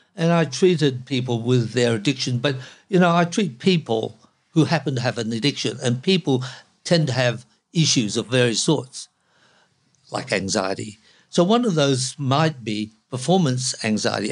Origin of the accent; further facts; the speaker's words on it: Hong Kong; now in Australia; I was born in Hong Kong